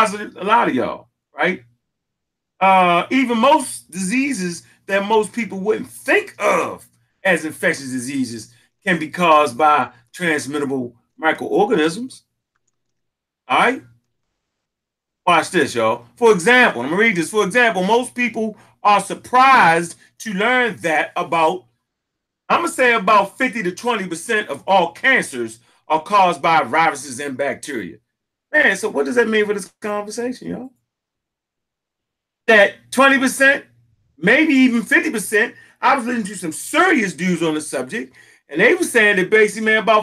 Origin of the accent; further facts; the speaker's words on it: Baltimore, Maryland, United States; I'm coming from Baltimore, had a couple dollars back then for real. And, you know, I had a father figure in the house